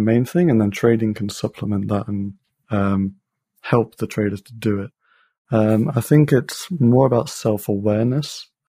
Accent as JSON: {"language": "English", "town": "Leicester", "region": "East Midlands", "country": "United Kingdom", "said": "I'm from Leicester in the U K"}